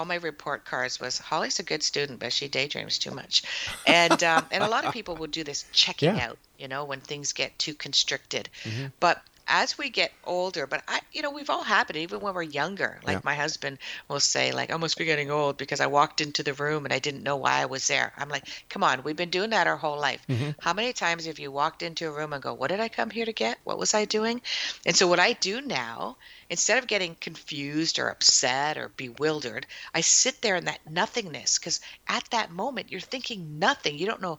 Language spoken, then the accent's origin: English; Windsor, Ontario, Canada; also born or lived in Toronto; now in Guelph, Canada; You know, I'm a city girl. I came from Windsor and then Toronto.